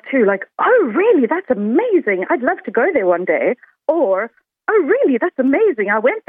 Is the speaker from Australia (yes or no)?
no; South Africa; accent: South African; now in Limerick, Ireland; I'm South African. And actually, usually my accent is an icebreaker for conversations because people never guess it right.